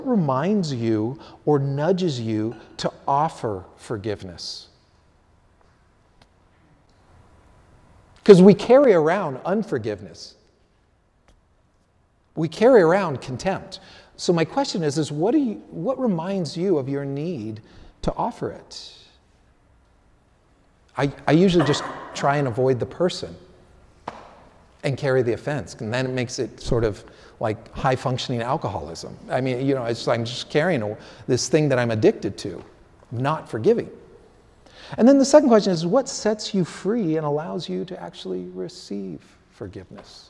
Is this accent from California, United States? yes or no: yes; San Francisco, California, United States; I grew up playing soccer in the Sunset District in San Francisco